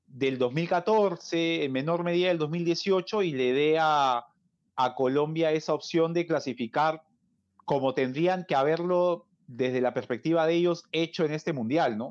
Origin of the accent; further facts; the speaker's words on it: Peru; como peruano y aliancista